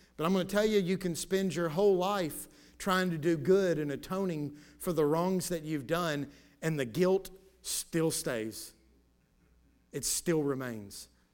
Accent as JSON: {"language": "English", "country": "United States", "said": "I'm thankful to be a citizen of the United States of America"}